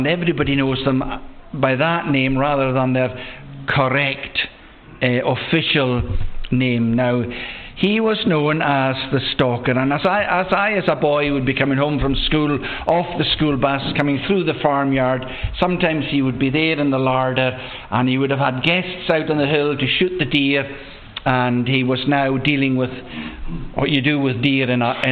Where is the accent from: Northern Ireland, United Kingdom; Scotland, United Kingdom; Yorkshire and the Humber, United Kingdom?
Scotland, United Kingdom; Loch Broom, West Coast of; I was born and bred in the West Coast on the farm that's at the head of the loch we know of as Loch Broom